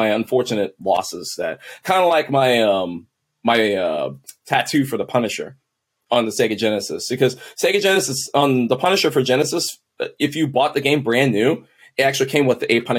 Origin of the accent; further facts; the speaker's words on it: Texas, United States; also born or lived in Kansas City; I'm from Kansas City. We've lived in Texas for most of our lives. Okay. I was about to start high school and we moved back to Kansas City